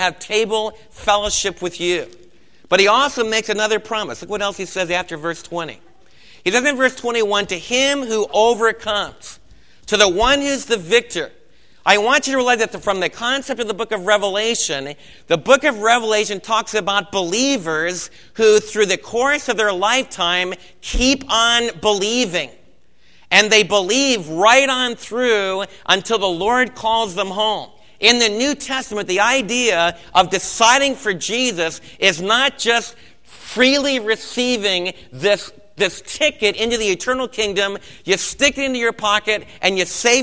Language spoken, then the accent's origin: English; United States; us as American believers